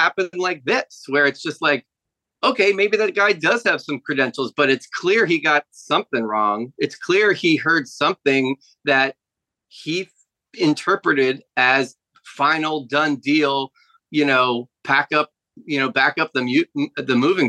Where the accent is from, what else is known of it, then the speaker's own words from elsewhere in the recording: Jamaica; I should mention that I'm also originally from Jamaica, so very similar to Kofi Kingston.